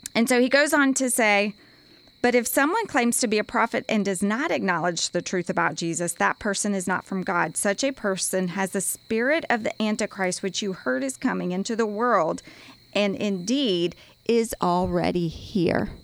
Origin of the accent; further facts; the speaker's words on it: United States; as an American